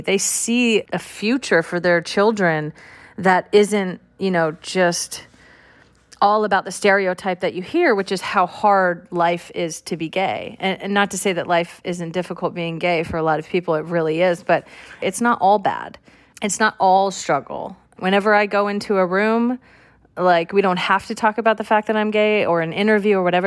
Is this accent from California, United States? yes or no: yes; California, United States; I'm from California